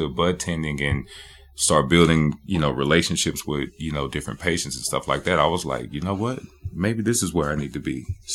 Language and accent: English; Louisiana, United States; moved away as an adult; I'm originally from Louisiana